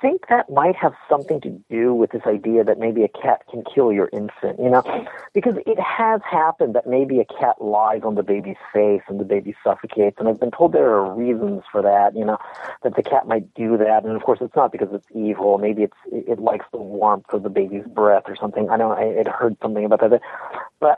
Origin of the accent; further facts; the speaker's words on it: United States; as an American